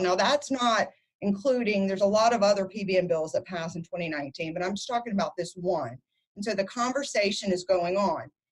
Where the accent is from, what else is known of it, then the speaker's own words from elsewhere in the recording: Louisiana, United States; moved away as an adult; I moved back to my home state of Louisiana